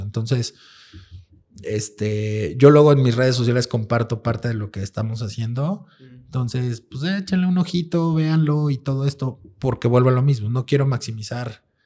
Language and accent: Spanish; Mexico